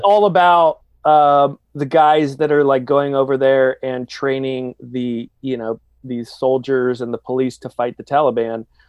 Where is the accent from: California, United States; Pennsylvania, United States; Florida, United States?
California, United States; San Diego; growing up in San Diego